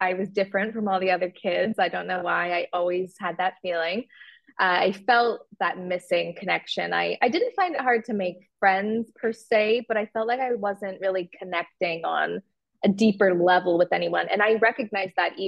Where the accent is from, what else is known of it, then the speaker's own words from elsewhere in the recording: Waterloo, Ontario, Canada; moved away as an adult; now in London, United Kingdom; I am originally from Canada. I was born in Waterloo, Ontario. And when I just turned 19, I moved to the UK.